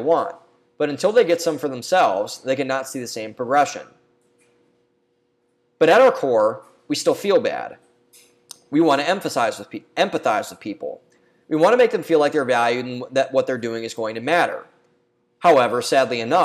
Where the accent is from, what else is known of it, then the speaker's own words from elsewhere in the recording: Ohio, United States; There's a bar and restaurant in my hometown called Two Bucks. It's a small chain that's local in Ohio.